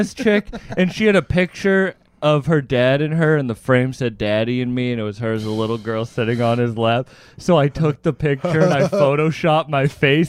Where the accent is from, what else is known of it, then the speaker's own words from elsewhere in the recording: Cape Cod, Massachusetts, United States; I grew up in Massachusetts